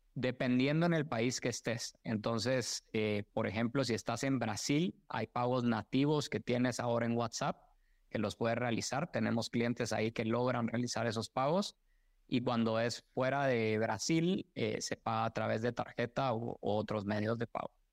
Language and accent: Spanish; Guatemala; moved away as an adult; also born or lived in Mexico / United States; a mí me orgullece mucho haber nacido y crecido en Guatemala